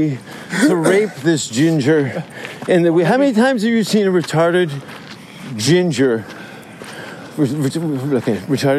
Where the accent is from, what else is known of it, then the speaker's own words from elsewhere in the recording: Canada; moved away as an adult; as a Canadian peacekeeper